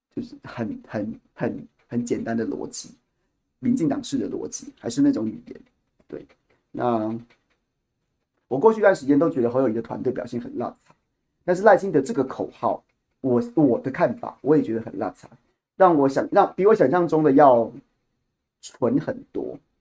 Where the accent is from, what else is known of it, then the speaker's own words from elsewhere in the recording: Taiwan; 我作为一个台湾人